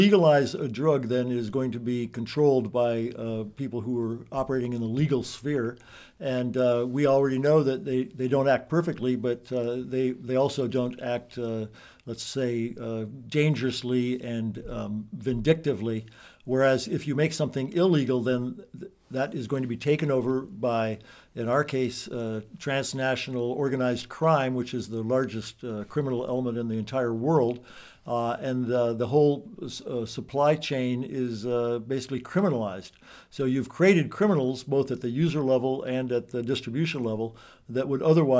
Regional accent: Maquoketa, Iowa, United States; I was actually a police officer in Maquoketa, which is my hometown.

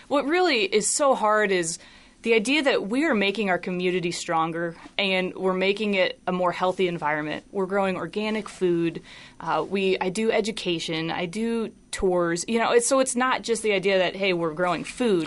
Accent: Des Moines, Iowa, United States; I grew up in Des Moines

